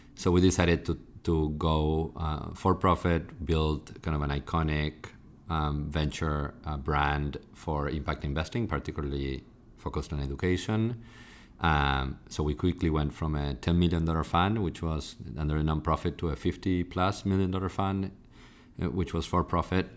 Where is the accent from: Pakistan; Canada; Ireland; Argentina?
Argentina; moved away as an adult; now in United States; I'm originally from Argentina